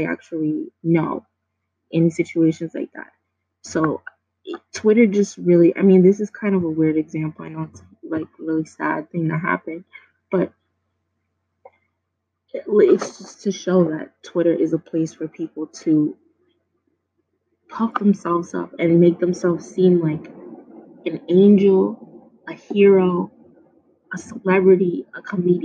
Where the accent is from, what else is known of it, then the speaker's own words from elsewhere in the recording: New York City, New York, United States; I grew up in New York City